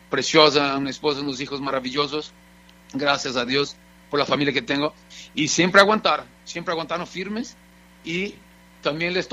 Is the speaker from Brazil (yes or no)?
yes; Brazil; Spanish is a second language; moved away as an adult; now in Mexico; Ya, de hecho, ya llevo más años viviendo en México que en Brasil. Soy ahora sí, soy